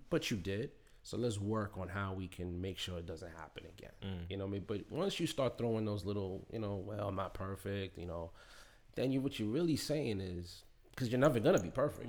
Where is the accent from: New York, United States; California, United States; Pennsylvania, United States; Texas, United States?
New York, United States; New York City; I'm from Queens